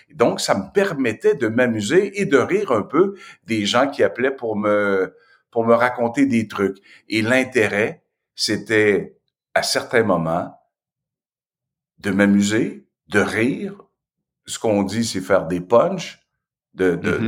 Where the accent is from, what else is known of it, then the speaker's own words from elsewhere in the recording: Asbestos, Quebec, Canada; il n'y avait pas de Noir qui était débarqué dans mon patelin